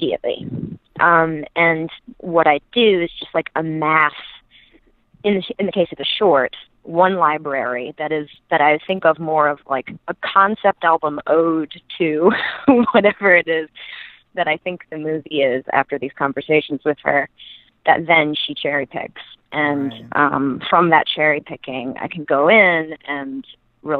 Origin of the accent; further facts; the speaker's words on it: Mississippi, United States; I grew up in Mississippi